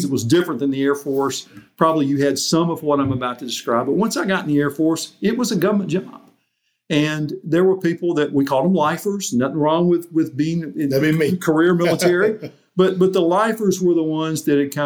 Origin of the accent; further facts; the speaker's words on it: Mississippi, United States; moved away as an adult; also born or lived in Arkansas; I'm from Mississippi.